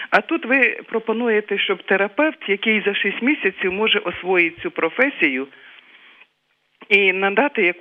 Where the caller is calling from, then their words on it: Kyiv, Ukraine; я з Києва.